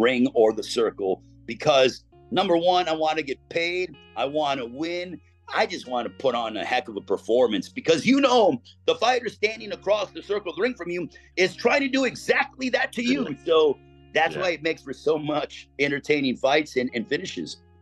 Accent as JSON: {"language": "English", "town": "East Chicago", "region": "Indiana", "country": "United States", "tie": "born or raised there", "said": "I am from East Chicago, the same hometown as Miguel Torres."}